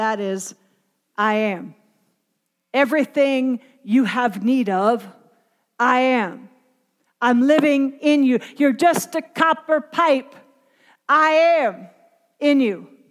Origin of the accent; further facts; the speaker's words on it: Pennsylvania, United States; accent: Pennsylvania Dutch; moved away; I'm from Pennsylvania. We speak Pennsylvania Dutch. I'm telling you, my Dutch is about as thick as it comes